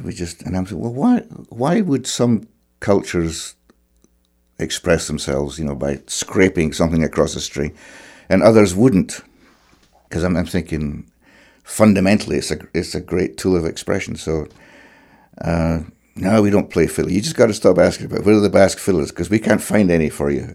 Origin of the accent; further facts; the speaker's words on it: Clackmannan, Scotland, United Kingdom; moved away as an adult; also born or lived in Alloa / Cape Breton; I was growing up in Clackmannan, which is in central Scotland